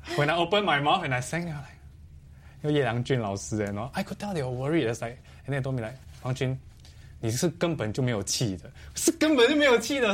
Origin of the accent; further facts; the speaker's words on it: Singapore; I was very proud as a Singaporean at that point.